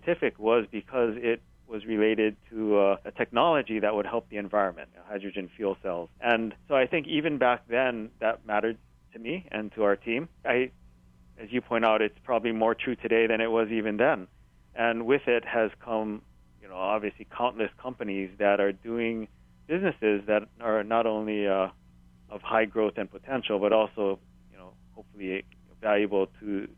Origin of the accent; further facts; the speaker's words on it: Hilo, Hawaii, United States; growing up in Hilo